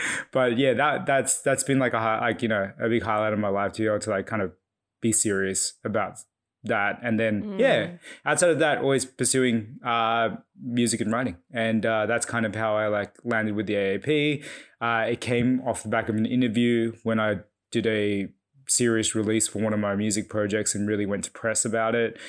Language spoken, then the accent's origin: English; Ryde, New South Wales, Australia; Yeah, so I was born and raised here in Bryde, Sydney, so just northwestern suburbs area. My background is Fijian Chinese.